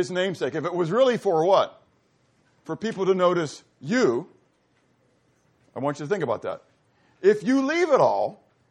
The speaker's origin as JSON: {"language": "English", "town": "Pittsburgh", "region": "Pennsylvania", "country": "United States", "tie": "born or raised there", "said": "I grew up in Pittsburgh, mountains, hills."}